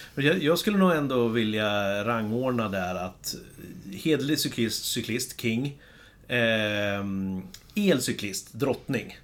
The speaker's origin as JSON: {"language": "Swedish", "town": "Kumla", "region": "Örebro County", "country": "Sweden", "moved": "yes", "said": "hemma i Kumla"}